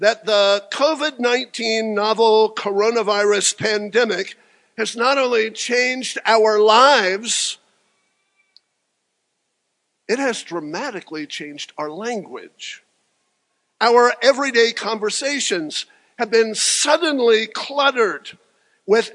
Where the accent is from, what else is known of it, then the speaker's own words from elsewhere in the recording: Franklin, Tennessee, United States; welcome to Franklin, my hometown